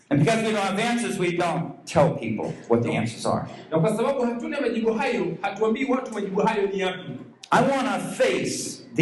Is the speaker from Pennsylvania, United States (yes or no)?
yes; Pittsburgh, Pennsylvania, United States; I come from Pittsburgh